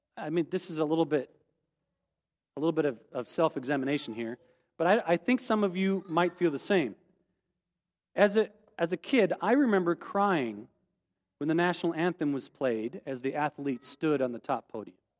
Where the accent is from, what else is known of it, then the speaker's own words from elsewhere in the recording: rural South Dakota, United States; as a kid growing up in, in rural South Dakota